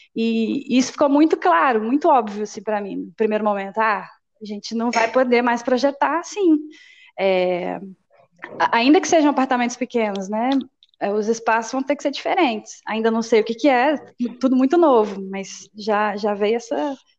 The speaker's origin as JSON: {"language": "Portuguese", "region": "Minas Gerais", "country": "Brazil", "said": "Sou mineira"}